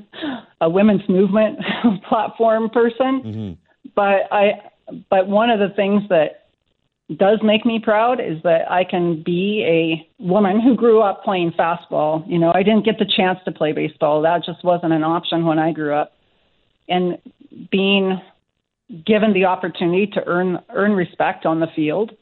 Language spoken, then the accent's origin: English; California, United States; I grew up in California